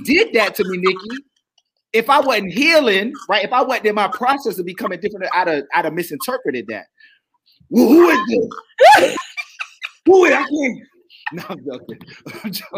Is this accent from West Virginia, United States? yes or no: no; Baltimore, Maryland, United States; I'm from Baltimore.